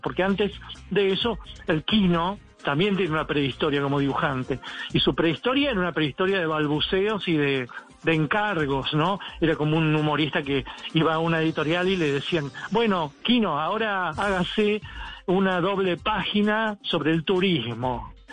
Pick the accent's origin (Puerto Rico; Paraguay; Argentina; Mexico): Argentina; la provincia que acá eh, produce el mejor vino, digamos, de, la Argentina